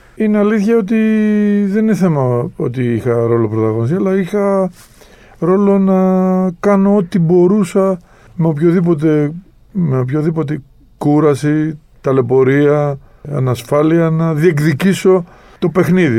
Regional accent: Greece; εμείς εδώ σαν, ε, σαν Έλληνες

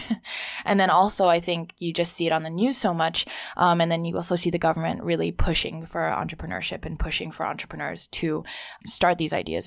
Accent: Hong Kong; also born or lived in Sydney, Australia; now in Beijing, China; I grew up in Hong Kong but didn't learn Mandarin

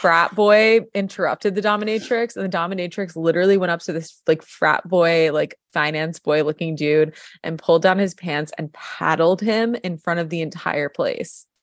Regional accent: New York, United States; moved away as an adult; also born or lived in Colorado; now in Los Angeles, United States; my background, I'm from New York

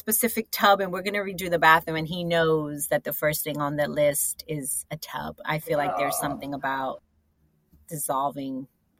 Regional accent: South Florida, United States; also born or lived in New York; I'm from New York, but I was raised in South Florida.

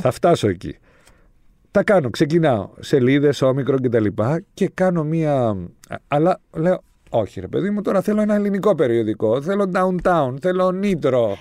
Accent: Limassol, Limassol District, Cyprus; Εγώ είμαι από τη Λεμεσό

